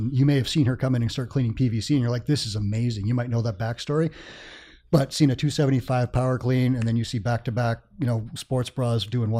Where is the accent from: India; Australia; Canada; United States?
Canada; I'm from Canada.